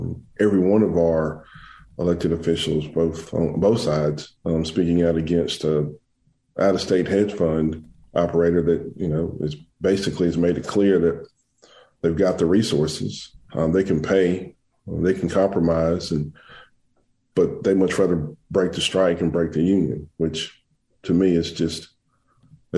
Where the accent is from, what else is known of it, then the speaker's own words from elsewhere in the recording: Tuscaloosa, Alabama, United States; I am from Tuscaloosa, Alabama